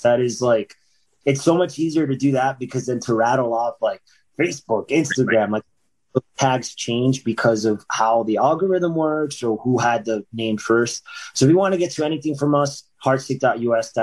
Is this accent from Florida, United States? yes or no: yes; about 45 minutes from Fort Lauderdale, Florida, United States; Fort Lauderdale, which is about like 45 minutes from my hometown